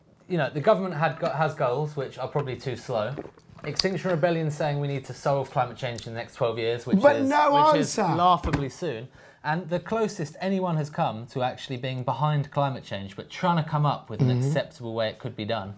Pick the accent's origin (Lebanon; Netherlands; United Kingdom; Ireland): United Kingdom; London; I'm a Londoner